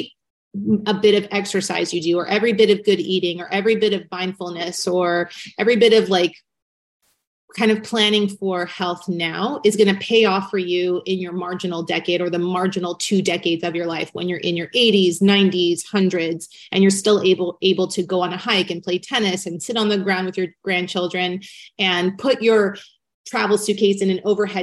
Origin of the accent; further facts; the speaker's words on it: Newport Beach, California, United States; I grew up in Newport Beach, California, and I lived in a very tiny apartment complex